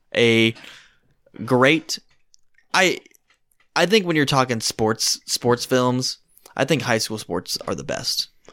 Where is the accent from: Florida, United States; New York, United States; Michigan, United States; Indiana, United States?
Indiana, United States; Washington; I grew up in Washington, Indiana, which isn't as small as you would think